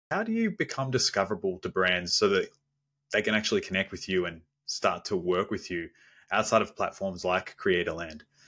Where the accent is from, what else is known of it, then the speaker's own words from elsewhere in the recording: Melbourne, Victoria, Australia; I'm from down under around Melbourne in Australia